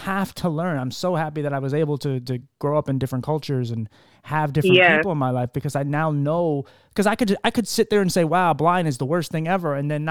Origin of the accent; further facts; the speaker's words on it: Philadelphia, Pennsylvania, United States; moved away; I'm from Philly